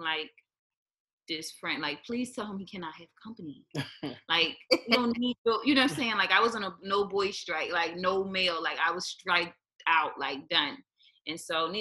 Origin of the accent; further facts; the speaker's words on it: Philadelphia, Pennsylvania, United States; moved away as an adult; now in Hawaii, United States; I'm from West Philly